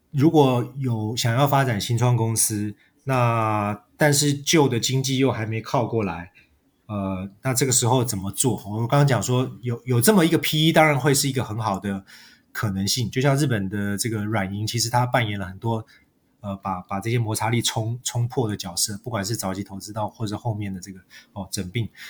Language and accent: Chinese; Taiwan; also born or lived in Norway; 我们作为一个台湾人